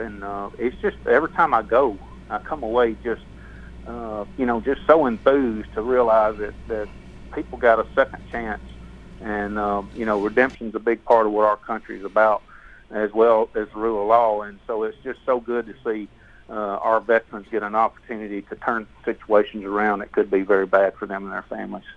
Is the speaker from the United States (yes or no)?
yes; the South, United States; I'm from the South